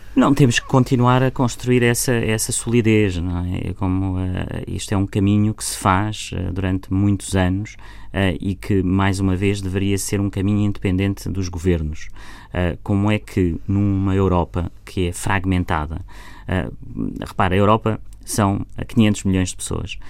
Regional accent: Portugal; eu, como português

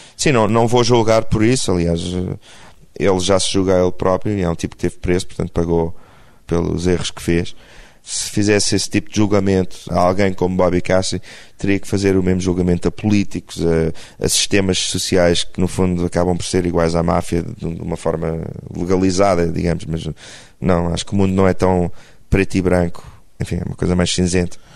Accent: Portugal; eu sou português

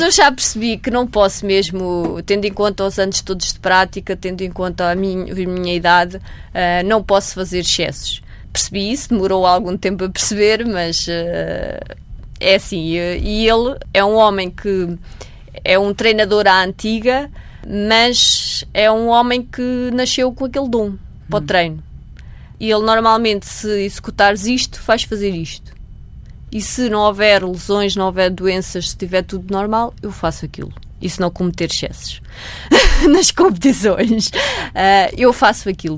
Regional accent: Maia, Norte, Portugal; sempre representei o clube da minha cidade

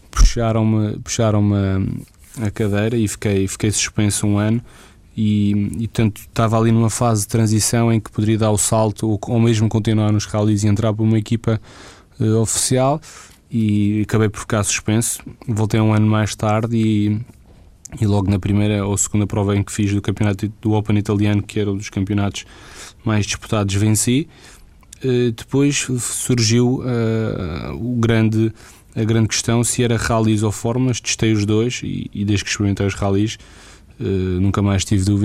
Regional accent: Portugal; mas como bom português que sou, dava sempre a volta por cima

